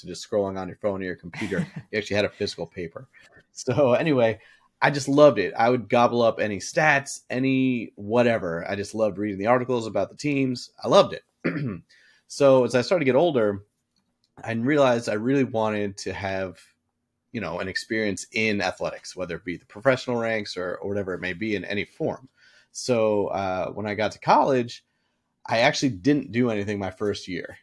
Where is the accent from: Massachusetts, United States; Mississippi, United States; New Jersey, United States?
Massachusetts, United States; Boston; I grew up in Boston